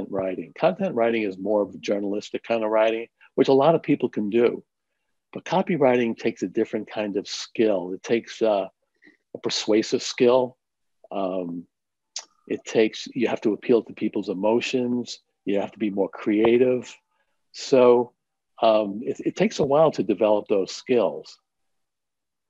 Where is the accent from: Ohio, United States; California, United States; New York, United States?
New York, United States; New York City; I grew up in New York City in Manhattan